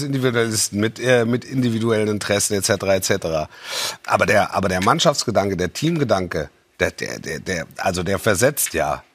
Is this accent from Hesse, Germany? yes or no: yes; Hesse, Germany; Ich bin gebürtiger Hesse